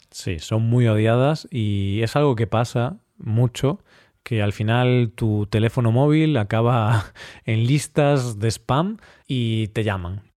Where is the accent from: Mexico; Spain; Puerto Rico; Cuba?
Spain; moved away; yo soy un español raro